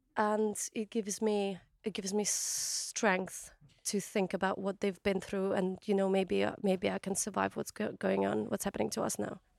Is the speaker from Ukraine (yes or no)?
yes; Kakhovka, Kherson Oblast, Ukraine; moved away; my hometown, Old Kahovka